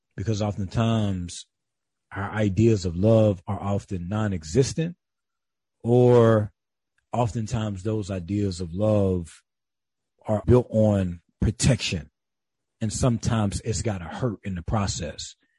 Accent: Calhoun County, South Carolina, United States; moved away; also born or lived in Atlanta, Georgia; I am raised in the rural South, uh, the black rural South in South Carolina

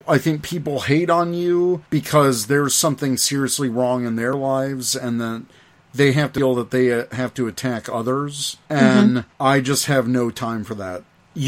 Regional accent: the South, United States; Well, look, I grew up in the South. Ketchup was fine on a hot dog.

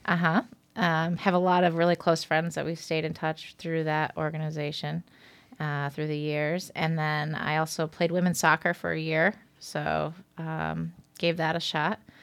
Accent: Watertown, New York, United States; moved away as an adult; also born or lived in Hartford, Connecticut; now in Manhattan, United States; I'm currently living in Manhattan, but I'm originally from the North Country

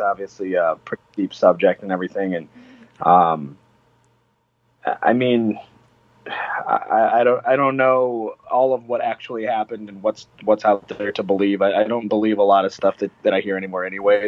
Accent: Cleveland, Ohio, United States; I'm actually from Cleveland

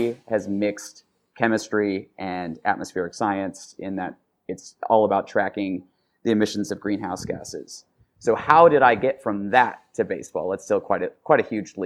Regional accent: Independence, Missouri, United States; moved away; where I grew up in Independence, Missouri

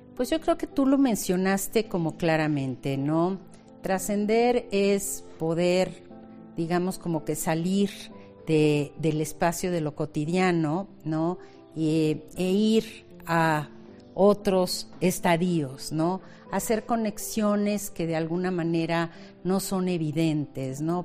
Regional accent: Mexico; nuestra esencia como mexicanos

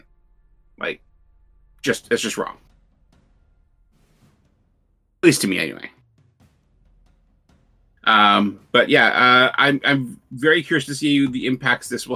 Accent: Canada; I'm Canadian

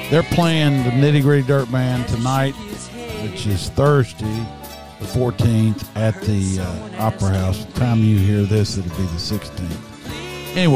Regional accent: Texas, United States; born there; I was born in Kaufman County, Texas.

